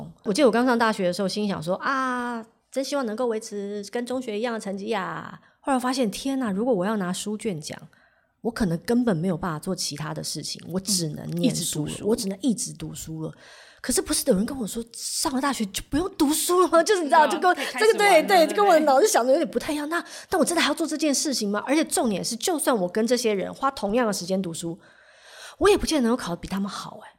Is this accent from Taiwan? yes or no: yes; Taiwan; moved away as an adult; also born or lived in Hong Kong; 虽然我是香港出生的，但是其实我大部分我从幼稚园就开始在台湾求学，嗯，所以我的大部分的朋友家人都还是在台湾，